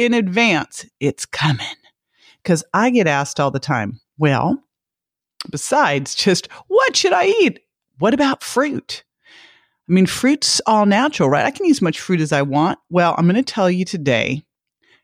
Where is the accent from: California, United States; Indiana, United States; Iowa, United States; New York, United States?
California, United States; Berkeley; moved away; I'm from Berkeley, California. I was so fortunate to grow up in just kind of a mass of all these different cultures